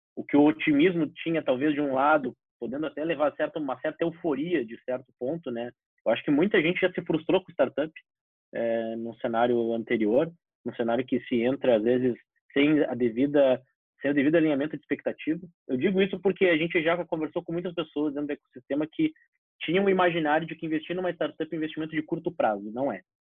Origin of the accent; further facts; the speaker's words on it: Porto Alegre, Rio Grande do Sul, Brazil; sou nascido criado aqui em Porto Alegre